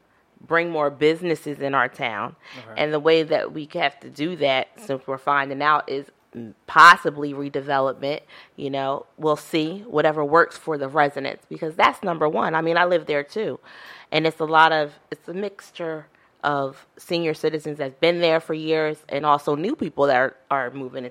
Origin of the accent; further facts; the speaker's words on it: Chesilhurst, New Jersey, United States; Chislehurst is my hometown. It's my hometown. I grew up in Chislehurst.